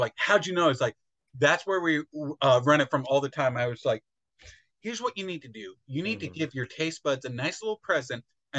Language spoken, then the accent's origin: English; Pennsylvania, United States; I grew up in Pennsylvania